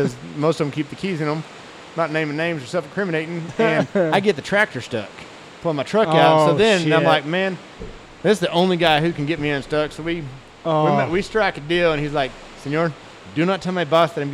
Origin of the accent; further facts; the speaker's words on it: Amarillo, Texas, United States; I grew up in Amarillo, Texas, born and raised